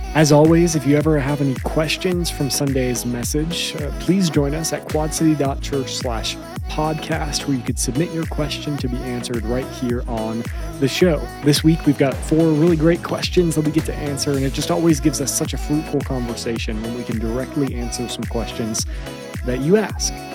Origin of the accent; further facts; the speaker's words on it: Chicago, Illinois, United States; moved away; I'm from Chicago.